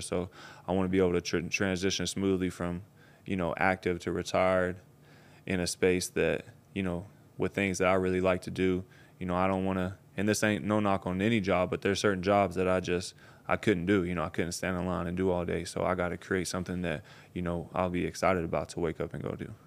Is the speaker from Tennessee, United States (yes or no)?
yes; Tennessee, United States; I'm from Tennessee, way out in the country